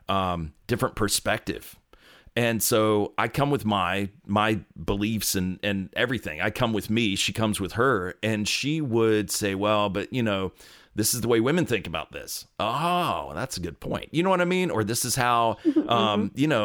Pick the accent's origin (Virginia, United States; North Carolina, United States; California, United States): North Carolina, United States; Where did you grow up? I was right around here in North Carolina.